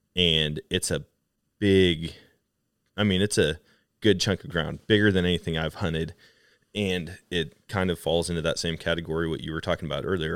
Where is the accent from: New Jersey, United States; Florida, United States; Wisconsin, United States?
Wisconsin, United States; moved away; I grew up in Wisconsin